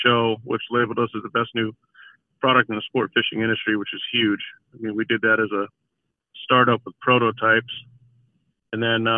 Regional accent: Alaska, United States; I grew up in Alaska.

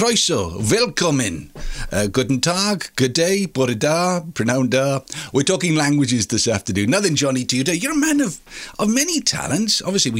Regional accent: Wales, United Kingdom; first language Welsh; English is a second language; my first language was Welsh.

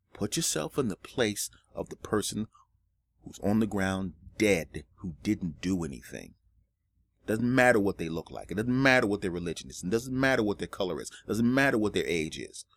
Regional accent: United States; as American citizens

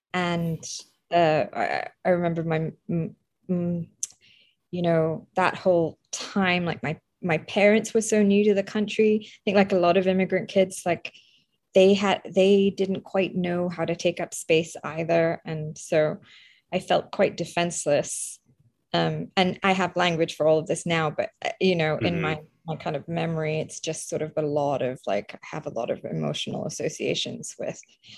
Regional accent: Croydon, London, United Kingdom; also born or lived in Kolkata, India; I was born in India, in Calcutta, in 1982, and we left after 2.5 years. So I left when we left for the UK, and then we lived in a place called Croydon, which is famed for where the Home Office is

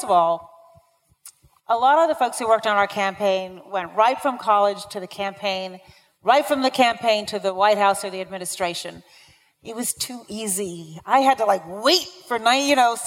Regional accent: Chicago, Illinois, United States; we're from Chicago

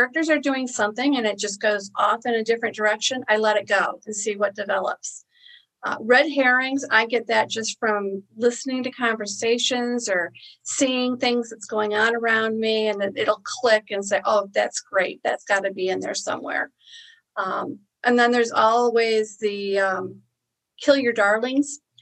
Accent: Niagara Falls, New York, United States; I grew up in New York, okay, in the Niagara Falls area.

